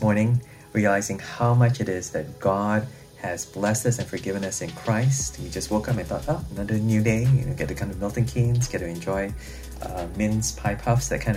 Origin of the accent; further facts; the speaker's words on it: Malaysia; moved away as an adult; now in United Kingdom; my hometown in Malaysia